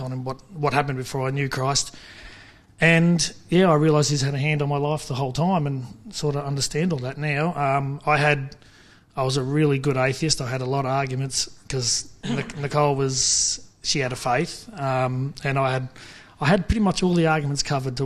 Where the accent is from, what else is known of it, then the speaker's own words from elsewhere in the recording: Kerang, Victoria, Australia; I grew up about 5 k's out of Kareng on the Swan Hill Road on a farm, on the family farm.